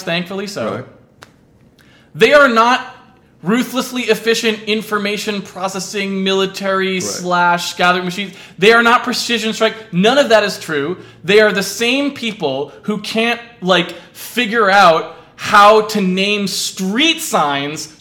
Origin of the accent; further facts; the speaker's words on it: United States; I am American